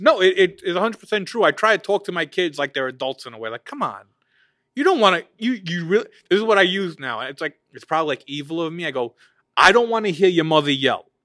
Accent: United States; we grew up here, live here

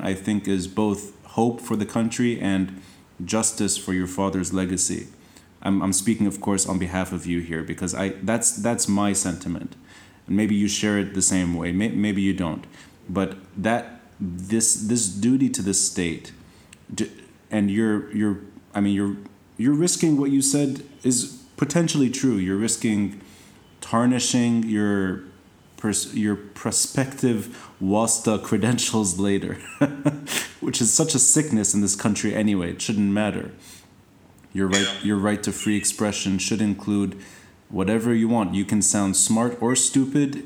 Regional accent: Tripoli, North Governorate, Lebanon; And we, we're both from Tripoli

